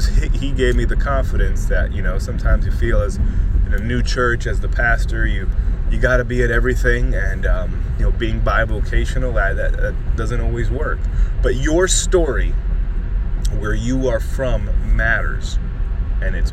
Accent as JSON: {"language": "English", "town": "Miami", "region": "Florida", "country": "United States", "tie": "born or raised there", "said": "growing up in Miami"}